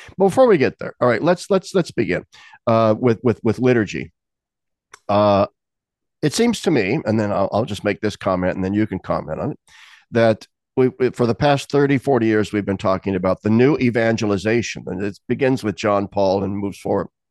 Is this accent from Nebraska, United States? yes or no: yes; Lincoln, Nebraska, United States; moved away; the Diocese of Lincoln, Nebraska, my hometown.